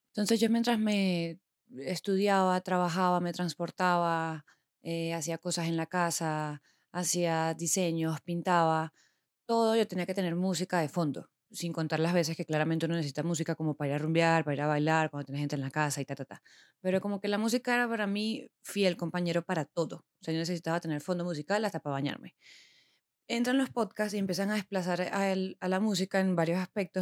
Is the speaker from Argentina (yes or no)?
no; Venezuela; moved away as an adult; also born or lived in Bogotá, Colombia / Medellín, Colombia; now in Colombia; Soy venezolana, como se darán cuenta